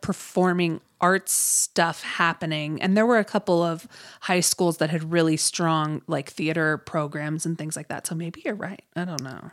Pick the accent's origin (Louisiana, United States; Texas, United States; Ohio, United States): Ohio, United States; I grew up in Ohio